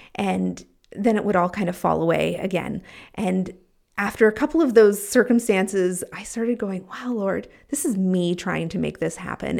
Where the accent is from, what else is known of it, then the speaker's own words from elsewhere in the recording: Canada; moved away as an adult; I was white and from Canada